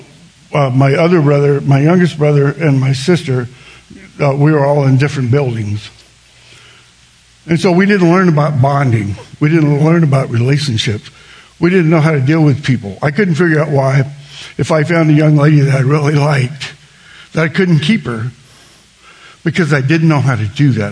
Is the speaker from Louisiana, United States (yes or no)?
yes; South Louisiana, United States; I grew up in South Louisiana